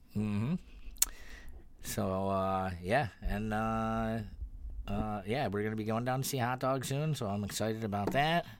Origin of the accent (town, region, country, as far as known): Youngstown, New York, United States